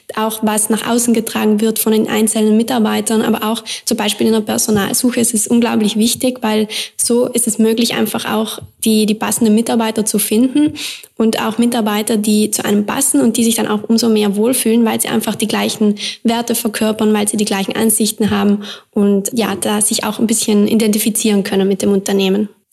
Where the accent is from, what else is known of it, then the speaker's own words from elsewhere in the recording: South Tyrol, Trentino-Alto Adige, Italy; now in Vienna, Austria; ich komme aus Südtirol